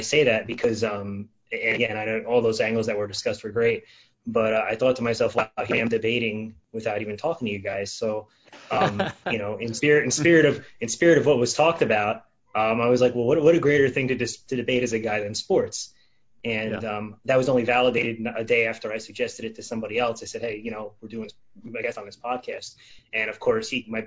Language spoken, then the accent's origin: English; New Jersey, United States; where I grew up in New Jersey